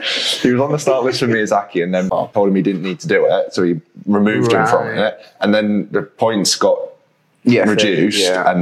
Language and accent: English; Gibraltar; now in Leeds, United Kingdom; I'm looking at going home, back to Gibraltar in November.